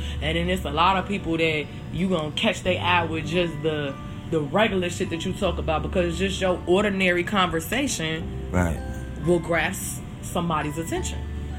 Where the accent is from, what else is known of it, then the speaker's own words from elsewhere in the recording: Chicago, Illinois, United States; I'm from Chicago